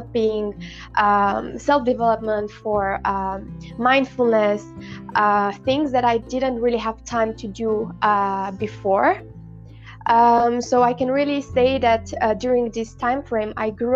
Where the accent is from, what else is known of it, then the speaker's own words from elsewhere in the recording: Galați, Galați County, Romania; I come from Romania, Galați